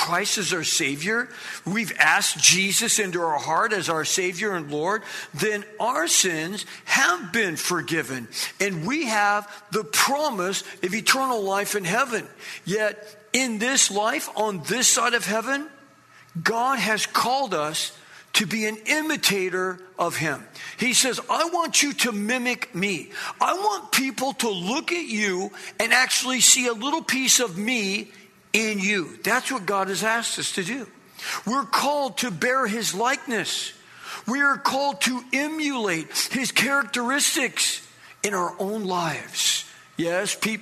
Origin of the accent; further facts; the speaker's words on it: Ontario, California, United States; also born or lived in Riverside, California; now in Los Angeles, United States; I lived in Riverside for multiple years. I grew up in Ontario, so I wasn't too far from here